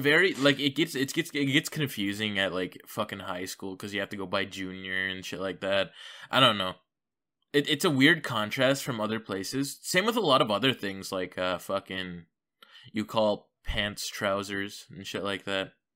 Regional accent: Canada; I'm Canadian

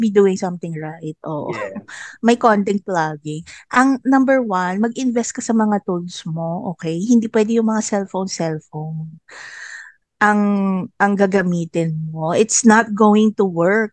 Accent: Central Luzon, Philippines; Taga Bulacan ako

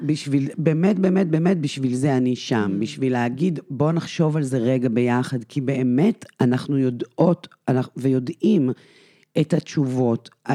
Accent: Israel; אני גדלתי בקיבוץ

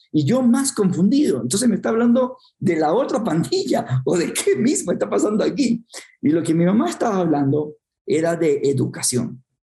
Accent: Guayaquil, Guayas, Ecuador; nací en el Ecuador, en una ciudad que se llama Guayaquil, para ubicarnos, una ciudad bastante húmeda, bastante caliente, cuatro metros sobre el nivel del mar, eh, y me crié en un barrio marginal bastante pobre

